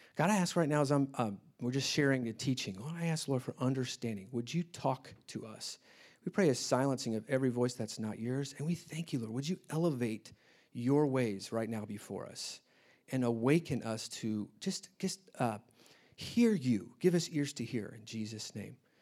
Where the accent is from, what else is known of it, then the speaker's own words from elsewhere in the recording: Indianapolis, Indiana, United States; moved away as an adult; I grew up in Indianapolis.